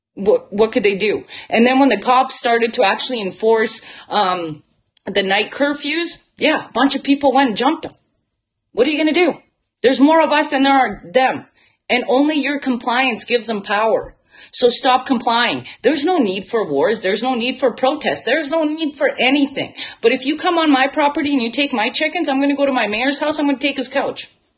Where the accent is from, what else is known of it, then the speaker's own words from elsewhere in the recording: Bosnia & Herzegovina; now in Canada; And I'm from Bosnia. So I was born in former Yugoslavia.